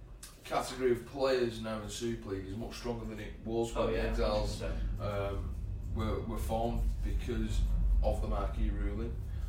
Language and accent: English; Wigan, North West England, United Kingdom; accent: Wigan; he can't give me a stick about my Wigan accent.